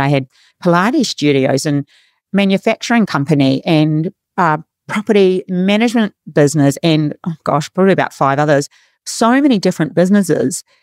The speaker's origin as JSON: {"language": "English", "country": "New Zealand", "moved": "yes", "lives_now": "Australia", "said": "I'm from New Zealand"}